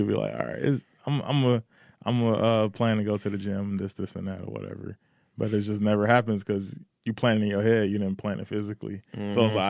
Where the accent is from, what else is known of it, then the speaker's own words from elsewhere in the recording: Detroit, Michigan, United States; We're from Detroit. It's the hustle capital. We're going to get this.